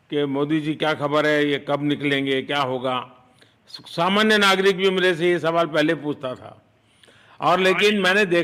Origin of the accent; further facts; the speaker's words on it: Uttar Pradesh, India; मिर्जापुर से है चलिए मैं भी यूपी वाला हूँ